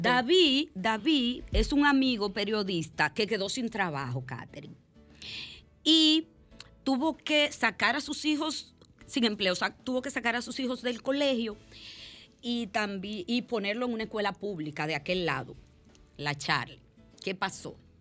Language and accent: Spanish; La Romana, Dominican Republic; de mi pueblo